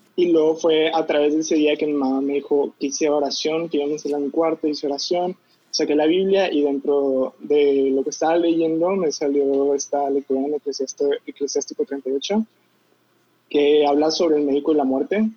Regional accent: Monterrey, Nuevo León, Mexico; yo nací aquí en Monterrey, Nuevo León, en una familia católica y estuve en un colegio católico

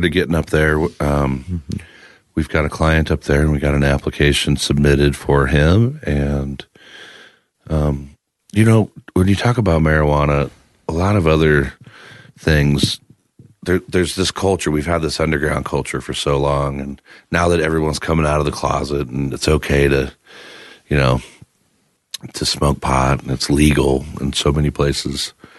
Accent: Midwest, United States; also born or lived in Iowa; now in Denver, United States; growing up in the Midwest

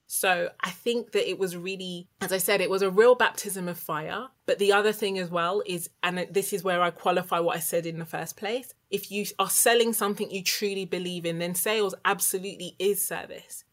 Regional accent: United Kingdom; I was born in the UK. So I'm the child of an immigrant

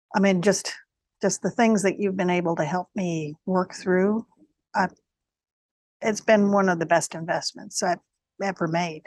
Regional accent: New York area, United States; I'm from the New York area. My family was in New York.

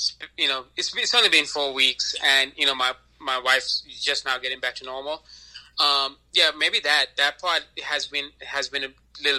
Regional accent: Sri Lanka; now in United States; if I'm Sri Lankan, you know, when I grew up in Sri Lanka

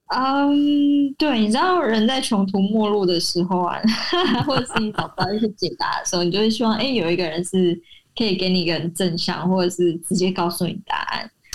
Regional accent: Taiwan; 因为我的老家是八十年的青草店

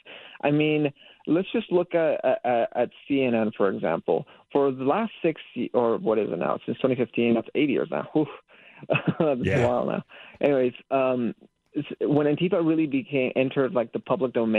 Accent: Azusa, California, United States; I'm actually from the area. I'm from Azusa, California, so from the San Gabriel Valley

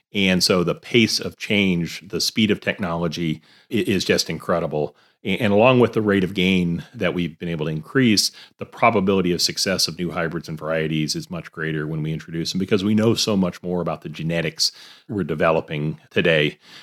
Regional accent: Alabama, United States; moved away as an adult; now in Iowa, United States; I grew up in Alabama

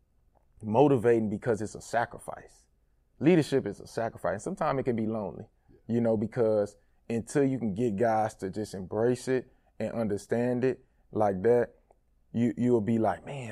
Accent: Port Arthur, Texas, United States; moved away as an adult; now in Miami, United States; my hometown

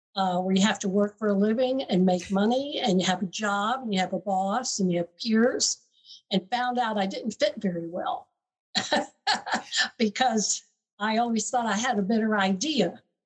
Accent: the South, United States; I grew up in the South, so I went to University of Florida

